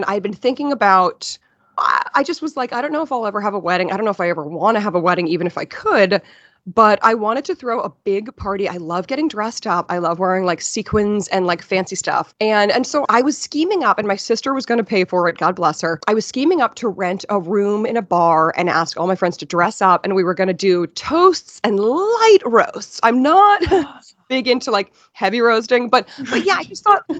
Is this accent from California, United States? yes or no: no; Weston, Massachusetts, United States; moved away as an adult; also born or lived in South Boston; now in New York City, United States; I grew up in Weston, right outside the city